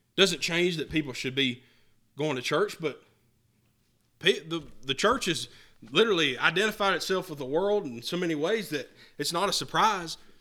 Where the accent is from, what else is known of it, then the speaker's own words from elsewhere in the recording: the mountains of North Carolina, United States; I grew up in North Carolina.